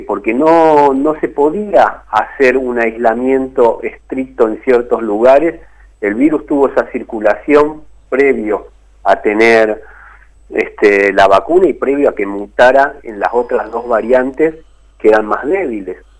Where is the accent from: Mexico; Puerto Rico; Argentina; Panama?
Argentina; Isidro Casanova, Buenos Aires Province; also born or lived in Rafael Castillo; yo me crié primero en Rafael Castillo, en un barrio que no existe más, que era Los Eucaliptus, y después mis viejos pudieron acceder a un terreno en el barrio Los Pinos que se estaba formando ahí en Isidro Casanova